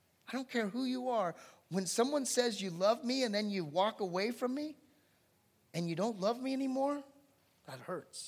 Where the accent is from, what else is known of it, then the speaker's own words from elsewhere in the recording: Anaheim, California, United States; moved away; also born or lived in Santa Barbara; I'm from Anaheim. I grew up in Anaheim, born in Santa Barbara, got transported to Anaheim